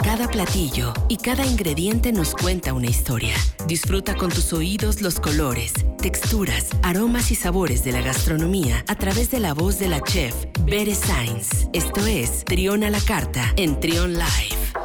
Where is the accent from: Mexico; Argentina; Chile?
Mexico; como mexicanos